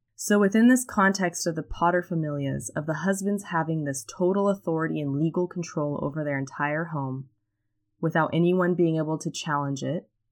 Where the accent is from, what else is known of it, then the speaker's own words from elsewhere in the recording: California, United States; I'm from California